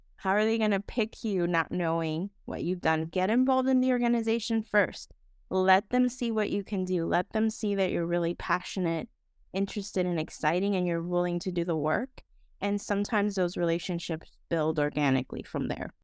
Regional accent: Dominican Republic; moved away as an adult; now in United States; I am originally from the Dominican Republic, um, so I have that, you know, other lens in terms of, like, being an immigrant

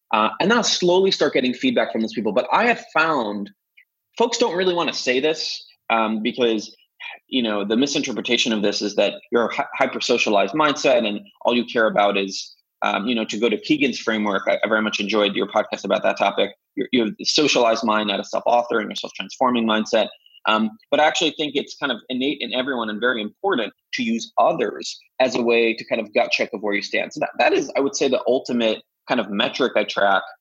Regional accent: Jerusalem, Jerusalem District, Israel; moved away; I'm originally from Jerusalem, Israel, uh, where I was born and raised

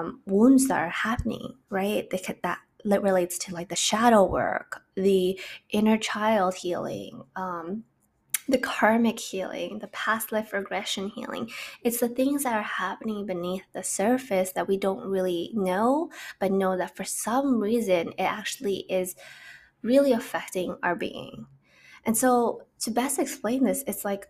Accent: Canada; I'm from Canada

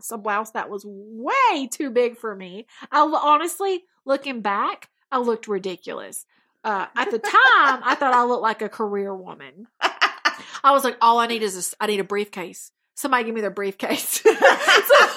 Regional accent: Alabama, United States; I am from Alabama

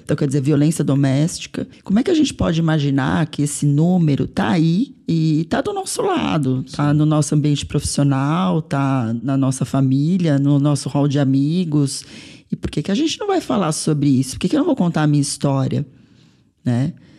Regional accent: São Paulo, Brazil; sou mulher brasileira, nasci em São Paulo

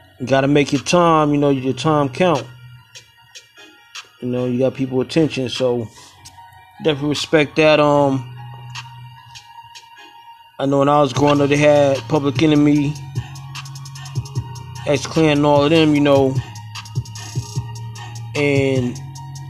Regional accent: New York City, New York, United States; moved away; I was born in Crown Heights

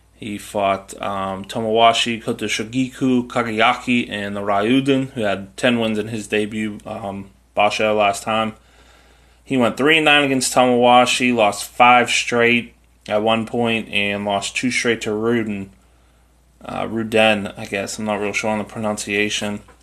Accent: United States; I'm an American

